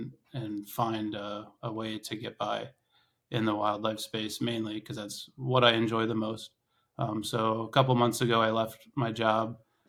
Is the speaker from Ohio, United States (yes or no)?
yes; Ohio, United States; moved away as an adult; also born or lived in Alaska; So I grew up in Northeast Ohio.